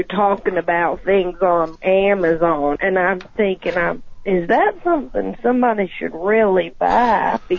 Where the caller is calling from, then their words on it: Georgia, United States; Well, I'm calling from South Georgia, but I don't want to say exactly where because I don't know who all is listening.